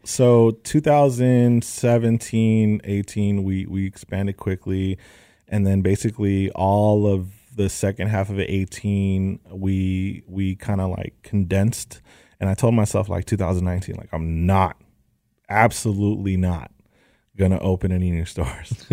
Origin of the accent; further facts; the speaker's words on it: Los Angeles, California, United States; I'm from the Valley, San Fernando Valley, A one eight, and I grew up all my life out here